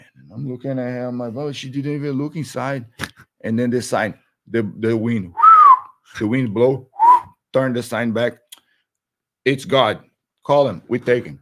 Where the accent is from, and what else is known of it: Brazil; born or raised there; English is a second language; moved away as an adult; now in United States